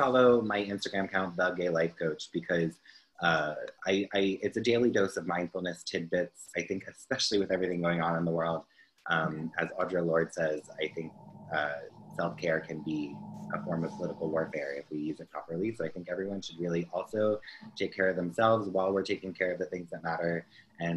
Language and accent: English; New Jersey, United States; I was born in Jersey